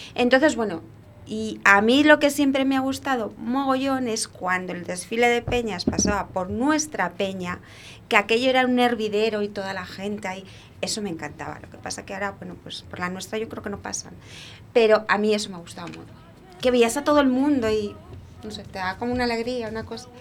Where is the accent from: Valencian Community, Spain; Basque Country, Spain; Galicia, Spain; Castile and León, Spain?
Castile and León, Spain; Valladolid; moved away as an adult; now in La Flecha, Spain; yo también soy de Valladolid. Eh, sí que llevo ya 23 años aquí viviendo